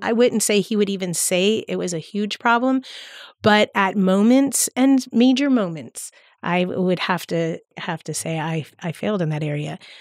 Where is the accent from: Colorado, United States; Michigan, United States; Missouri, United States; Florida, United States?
Florida, United States; Palm Beach County; I grew up in Palm Beach County, so that's where the church that I attend is